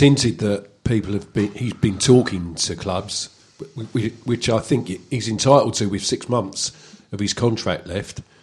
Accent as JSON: {"language": "English", "region": "London", "country": "United Kingdom", "said": "I was living with my mum and dad. God rest them and uh, I was 16 years old. And I came back from Wembley to Kensal Green"}